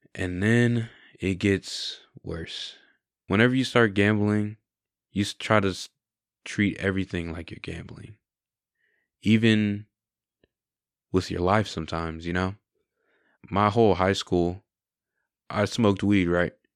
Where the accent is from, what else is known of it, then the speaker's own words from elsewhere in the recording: San Angelo, Texas, United States; I really like growing up in San Angelo. I have good friends, good family here